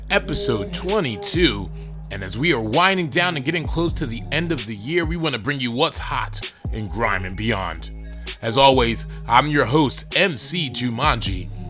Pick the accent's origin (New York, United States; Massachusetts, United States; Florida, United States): Florida, United States; my home state of Florida